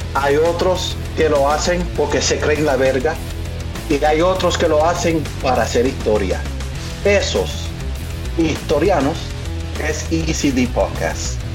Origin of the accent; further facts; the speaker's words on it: New Jersey, United States; aún siendo nacido y criado acá